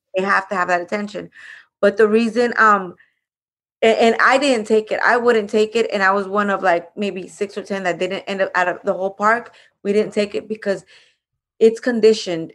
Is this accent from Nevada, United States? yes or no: no; Los Angeles, California, United States; also born or lived in Mexico; i live in the jensen's building i lived there for 30 years